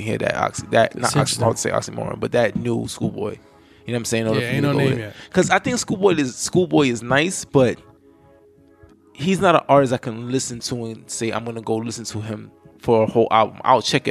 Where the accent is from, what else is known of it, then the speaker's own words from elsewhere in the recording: New York City, New York, United States; I'm from the Bronx